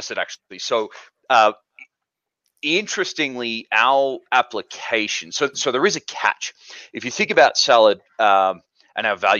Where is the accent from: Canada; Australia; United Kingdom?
Australia; moved away as an adult; now in Park City, United States; Originally, I'm from Australia, have been here in the States for about 5 years now.